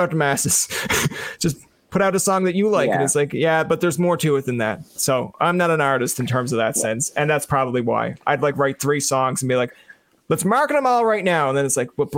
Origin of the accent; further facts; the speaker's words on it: Newfoundland and Labrador, Canada; moved away as an adult; also born or lived in Ottawa; being a Newfoundlander in, I'll call it foreign Ontario